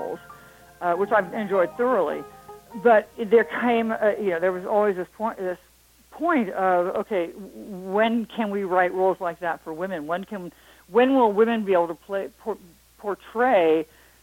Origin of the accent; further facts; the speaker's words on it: Marin County, Northern California, United States; I'm from Northern California, Marin County